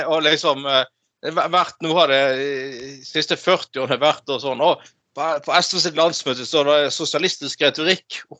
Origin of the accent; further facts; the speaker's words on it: Northern Norway, Norway; accent: Northern Norwegian; På dialekten min i Nord-Norge så sier vi det sånn, liksom.